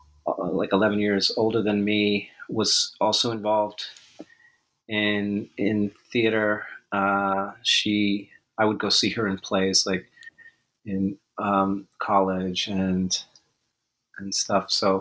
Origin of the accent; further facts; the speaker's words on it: Fargo, North Dakota, United States; Yeah, my father was a judge. I grew up in mostly in Fargo, North Dakota, around there.